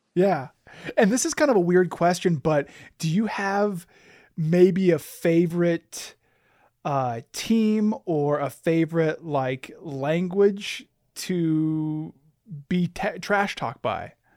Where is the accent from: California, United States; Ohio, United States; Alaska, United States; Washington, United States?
Alaska, United States; I was born and raised in Alaska.